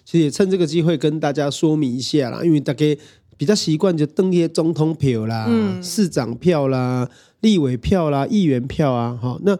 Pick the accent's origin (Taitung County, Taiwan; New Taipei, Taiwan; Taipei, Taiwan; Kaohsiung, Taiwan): Kaohsiung, Taiwan; 所以第一个其实还是要讲一下，是这个 B 边作为高雄人的愤怒啦。